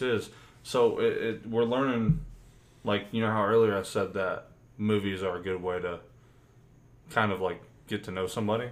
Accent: United States; we're American

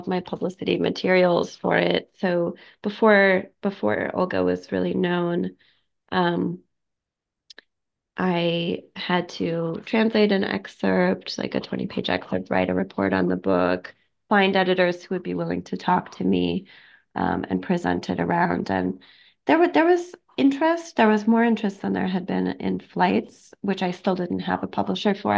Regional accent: Oklahoma, United States; I grew up in Oklahoma in a monolingual environment

